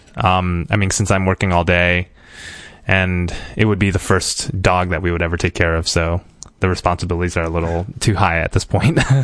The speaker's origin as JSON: {"language": "English", "country": "United States", "said": "I'm I'm an American"}